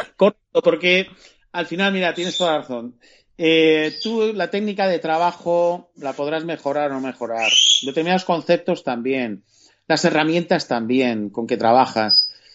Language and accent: Spanish; Spain; como somos españoles